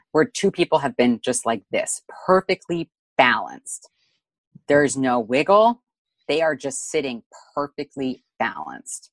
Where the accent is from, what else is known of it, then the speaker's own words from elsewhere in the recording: Canada; we're both Canadian here